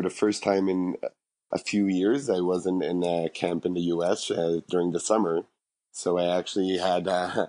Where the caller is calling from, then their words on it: Jerusalem, Jerusalem District, Israel; I am calling from Jerusalem.